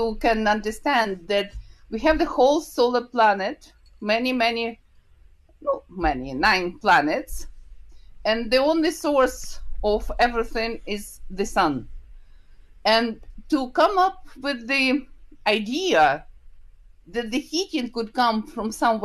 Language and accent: English; Ukraine; English is a second language; moved away as an adult; also born or lived in Kyiv, Ukraine / Glasgow, United Kingdom; I was born in Ukraine. This is the country from the former Soviet Union, where it's a lot of events happening, where the war now with Russia. So I was born and graduated from Kyiv State University